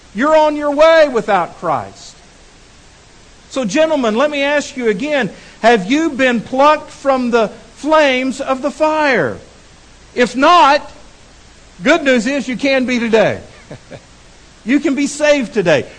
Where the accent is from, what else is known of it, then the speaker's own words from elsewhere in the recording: Texas, United States; now in Fort Smith, United States; I'm a Texan